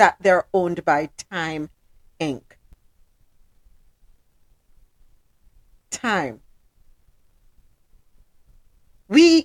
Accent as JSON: {"language": "English", "country": "Jamaica", "moved": "yes", "lives_now": "Miami, United States", "said": "Down here in Miami, I'm telling them I'm Jamaican."}